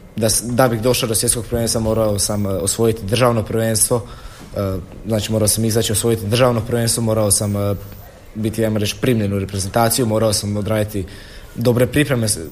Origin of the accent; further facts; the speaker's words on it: Široko Polje, Osijek-Baranja County, Croatia; dolazim iz Širokog polja, mjesto pored Đakova.